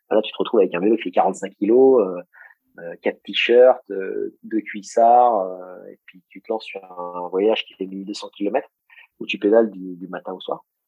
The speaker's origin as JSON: {"language": "French", "area": "Beauce", "region": "Centre-Val de Loire", "country": "France", "tie": "born or raised there", "said": "j'ai grandi en Beauce"}